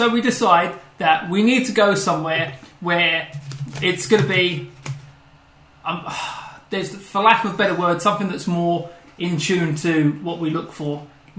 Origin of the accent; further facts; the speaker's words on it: England, United Kingdom